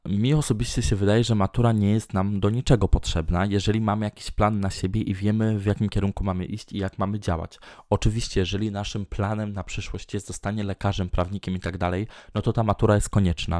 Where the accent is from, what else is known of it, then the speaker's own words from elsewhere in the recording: Tczew, Pomeranian Voivodeship, Poland; moved away as an adult; now in Sopot, Poland; mieszkam w Sopocie, y, urodziłem się w Tczewie